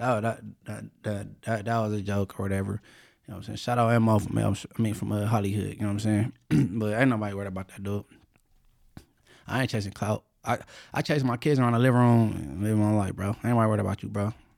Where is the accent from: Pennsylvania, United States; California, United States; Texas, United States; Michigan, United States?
California, United States; I'm only from California